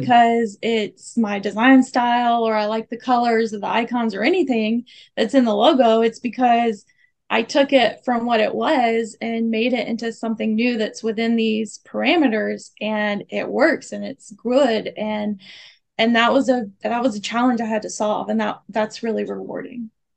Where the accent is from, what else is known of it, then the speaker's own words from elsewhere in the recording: the South, United States; moved away as an adult; I'm from the South